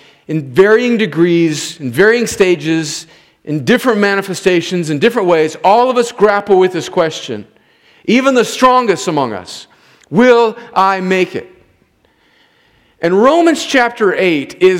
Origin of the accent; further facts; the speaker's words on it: United States; growing up on the Mexican border